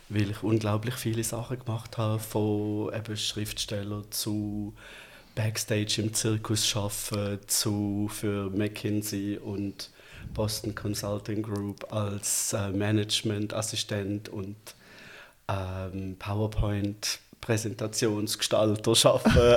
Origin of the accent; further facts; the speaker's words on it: Bietigheim-Bissingen, Baden-Württemberg, Germany; now in Zürich, Switzerland; Ich bin aus, also aus der Gegend von Stuttgart gekommen, Bietigheim, Bissingen.